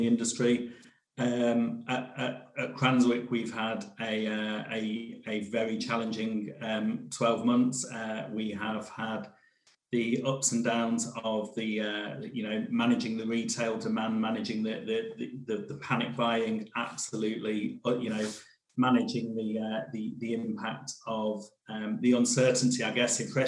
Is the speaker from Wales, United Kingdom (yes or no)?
no; Devon, South West England, United Kingdom; I was brought up in Devon.